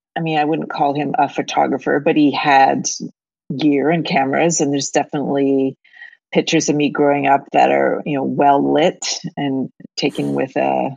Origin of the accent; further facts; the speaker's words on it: Dartmouth, Nova Scotia, Canada; My mother always cringes when I say I'm from Halifax because it's across the harbor.